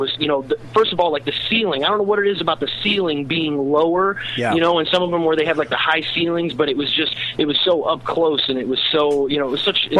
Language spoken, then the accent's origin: English; Quincy, Illinois, United States; I'm from Quincy, Illinois. It's about 5 hours south of Chicago.